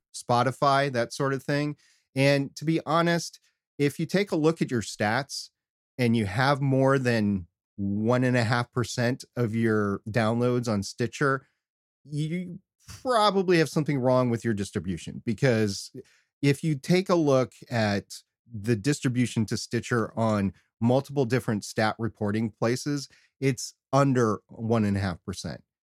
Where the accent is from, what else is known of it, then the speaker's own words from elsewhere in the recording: United States; all of us Americans